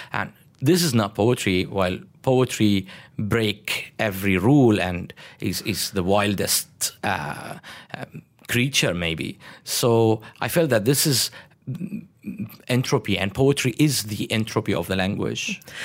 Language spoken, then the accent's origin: English; Damascus, Damascus Governorate, Syria; moved away as an adult; now in Malaysia; I'm from Damascus and I live in Damascus